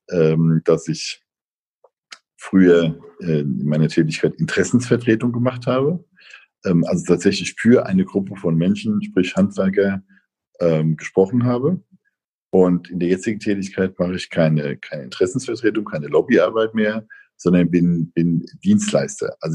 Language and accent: German; Bad Kreuznach, Rhineland-Palatinate, Germany; moved away as an adult; also born or lived in Mainz; now in Northern Germany; Ich war 40 Jahre lang vorher, bin ich nicht aus dem Rhein-Main-Gebiet weggekommen. Ich bin in Bad Kreuznach geboren ähm, und war dann eben die letzten 10, 15 Jahre in Mainz, um Mainz herum aktiv